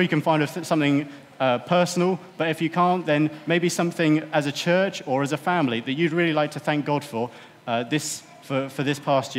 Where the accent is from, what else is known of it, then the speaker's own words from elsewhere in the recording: United Kingdom; I think as British